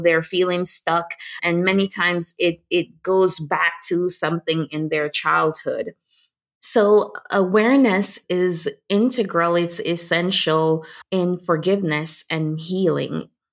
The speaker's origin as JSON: {"language": "English", "country": "Jamaica", "said": "I'm Jamaican and born to a teenage mom"}